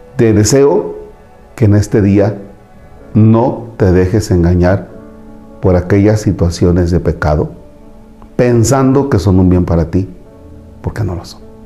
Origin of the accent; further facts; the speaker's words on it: Tomatlán, Veracruz, Mexico; moved away; en mi tierra, en Tomatlán, Veracruz